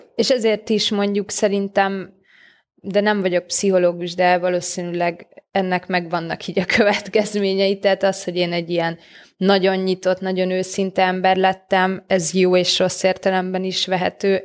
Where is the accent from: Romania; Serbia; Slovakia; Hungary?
Hungary; Solymár, Pest; én már Solmárra születtem meg, vagy ott nőttem fel, de a szüleim nem.